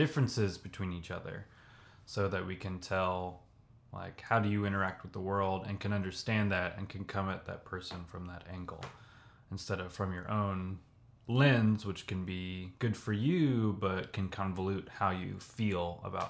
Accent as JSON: {"language": "English", "region": "Kansas", "country": "United States", "said": "It's like, well, here are our roots. We're from Kansas."}